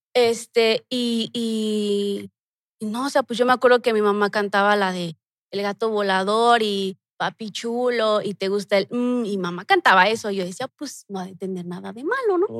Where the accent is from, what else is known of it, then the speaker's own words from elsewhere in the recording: Mexico City, Mexico; Ahí crecí, ahí nací